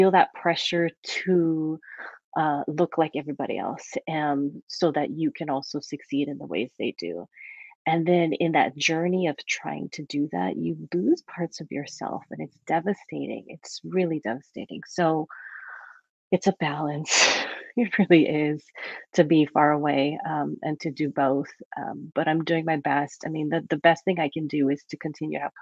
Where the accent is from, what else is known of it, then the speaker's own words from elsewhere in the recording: Hawaii, United States; moved away as an adult; also born or lived in Oahu; now in Portland area, United States; growing up in Hawaii, there's so much diversity